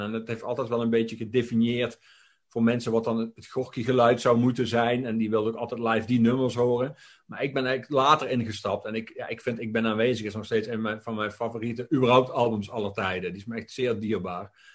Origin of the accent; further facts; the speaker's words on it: Limburg, Netherlands; ik kom dan weliswaar uit Limburg